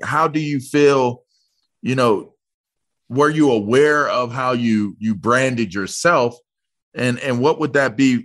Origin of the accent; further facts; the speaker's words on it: Pittsburgh, Pennsylvania, United States; I'm from Pittsburgh